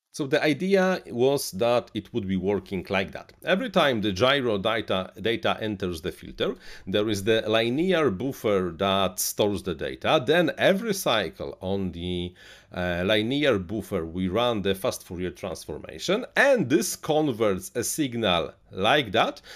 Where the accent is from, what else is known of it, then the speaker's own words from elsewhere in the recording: Poland; English is a second language; I'm from Eastern Europe, Central Eastern Europe. We have this, this have have this accent.